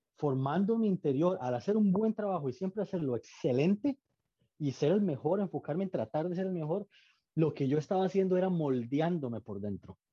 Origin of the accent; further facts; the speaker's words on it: Costa Rica; moved away as an adult; now in Austin, United States; soy costarricense que le da trabajo a americanos